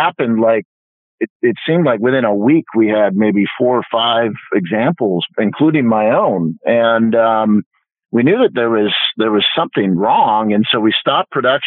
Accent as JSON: {"language": "English", "town": "Vancouver", "region": "British Columbia", "country": "Canada", "tie": "born or raised there", "said": "I grew up in Vancouver, Canada"}